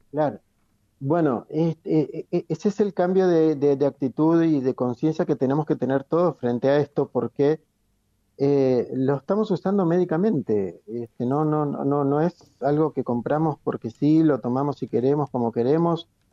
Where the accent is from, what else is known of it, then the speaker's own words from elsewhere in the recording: Chubut, Argentina; moved away; Yo soy nacido en Chubut, así que claro. Este, conozco la nieve ya desde chico